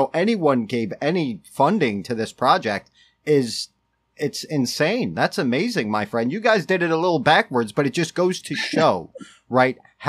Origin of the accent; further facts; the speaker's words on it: New York, United States; also born or lived in Connecticut; now in Waterbury area, Connecticut, United States; I grew up in New York and moved to Connecticut.